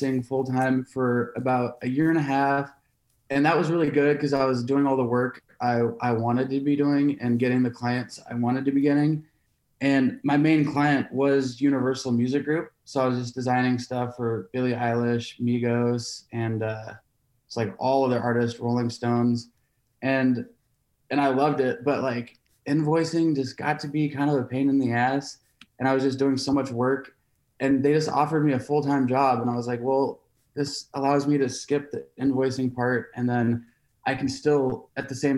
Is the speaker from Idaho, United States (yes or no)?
no; Seattle, Washington, United States; I'm from Seattle